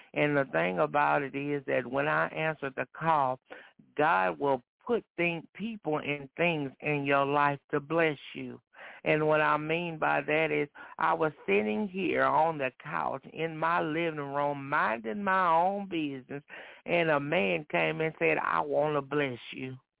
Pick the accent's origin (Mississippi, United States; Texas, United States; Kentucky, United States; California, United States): Texas, United States; Dayton; I'm from Dayton, Texas, over uh, well, a little bit under an hour away from the church